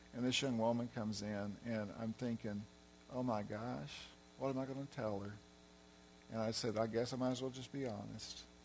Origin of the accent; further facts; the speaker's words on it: Arkansas, United States; moved away as an adult; I'm from Arkansas, so I have an accent too